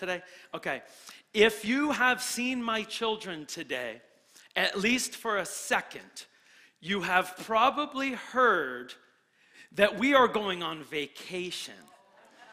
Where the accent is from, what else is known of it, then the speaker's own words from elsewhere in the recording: New Hampshire, United States; now in Florida, United States; I'm from New Hampshire.